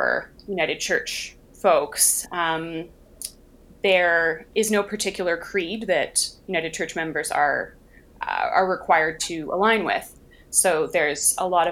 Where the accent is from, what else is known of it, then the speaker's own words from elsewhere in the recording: Victoria, British Columbia, Canada; Church that I grew up in out in Victoria